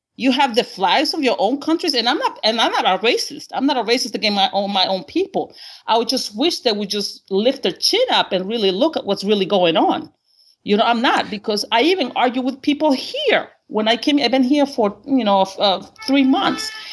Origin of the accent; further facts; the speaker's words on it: Honduras; English is a second language; now in United States; I'm actually in my home country, uh, Honduras